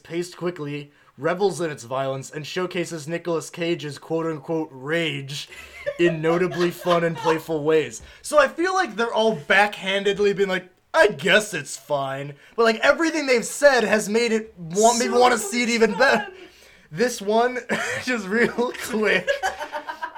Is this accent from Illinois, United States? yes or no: yes; Chicago, Illinois, United States; we grew up around Chicagoland